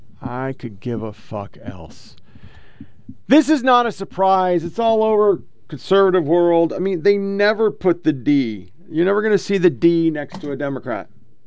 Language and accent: English; Oregon, United States; I'm from Oregon, so I should not be twanging, but somehow I twang